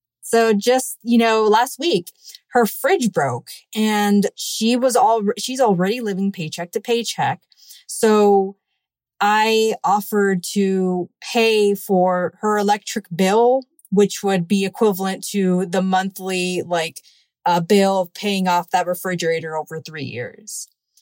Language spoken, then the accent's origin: English; Miami, Florida, United States; also born or lived in Cuba; I was born in Cuba and immigrated at an early age to the United States, and I have lived in most of my life in Miami.